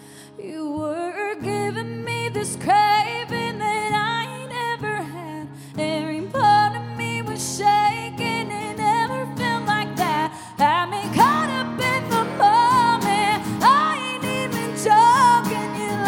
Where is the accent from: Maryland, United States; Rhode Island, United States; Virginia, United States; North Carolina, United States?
North Carolina, United States; Marion; also born or lived in Fort Campbell, Kentucky / Florida; I'm from Marion, North Carolina, and also Fort Campbell, Kentucky, and the whole state of Florida. I've moved 15 times. I'm an Army brat